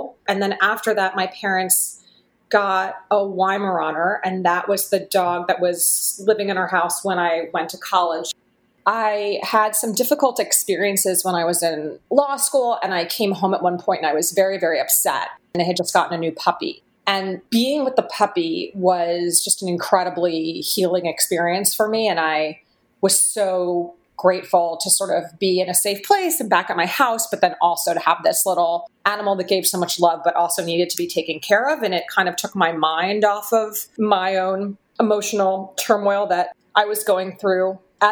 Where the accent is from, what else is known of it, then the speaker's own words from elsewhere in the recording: Philadelphia, Pennsylvania, United States; I grew up in Philadelphia, Pennsylvania.